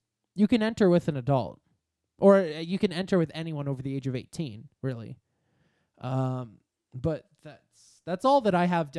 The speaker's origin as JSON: {"language": "English", "country": "Canada", "said": "Yes, I'm Canadian."}